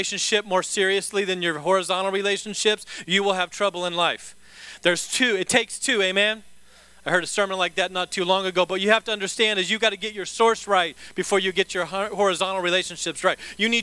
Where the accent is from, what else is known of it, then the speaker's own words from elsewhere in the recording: the South, United States; I'm from the South. Whenever I say guitar, it kind of comes out guitar.